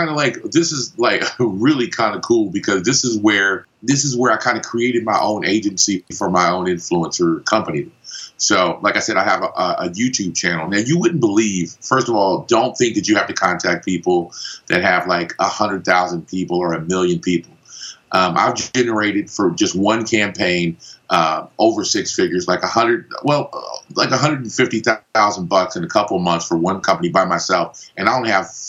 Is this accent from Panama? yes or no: yes; Panama; accent: Los Angeles, California; also born or lived in Los Angeles; originally, I'm from Panama, but obviously, I've spent a ton of time in Los Angeles, California, because that's where the accent is from.